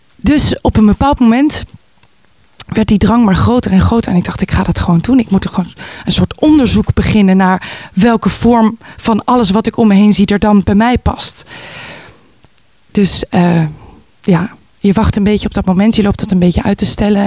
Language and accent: Dutch; Voorburg, South Holland, Netherlands; moved away as an adult; also born or lived in Amsterdam; Geboren en opgegroeid in Nederland, zoals je kan horen. Eh, in Voorburg